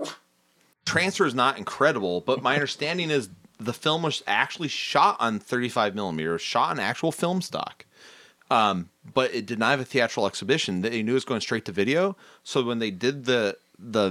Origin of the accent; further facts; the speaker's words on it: Iowa, United States; we're from Iowa too.